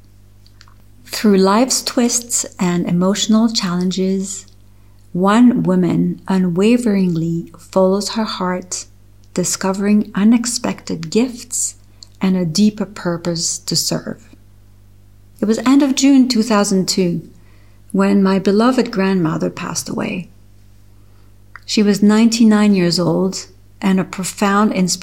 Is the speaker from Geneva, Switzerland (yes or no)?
yes; Geneva, Switzerland; English is a second language; also born or lived in Toronto, Canada; I opened Le Studio Pilates in my hometown Geneva, Switzerland